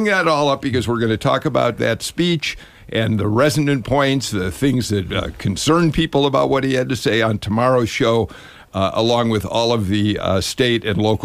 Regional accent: Chicago, Illinois, United States; moved away as an adult; now in Atlanta, United States; I grew up in a town in Chicago. We had four daily newspapers, and we did well into my adult years before I moved down here

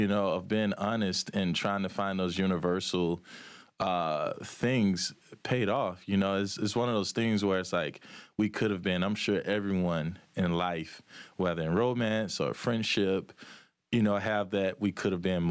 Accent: Manchester, Georgia, United States; I'm from Manchester, Georgia

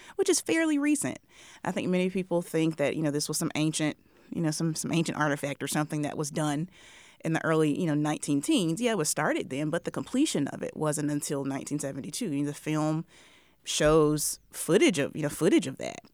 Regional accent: Mississippi, United States; I am a Southerner, born and raised Mississippian.

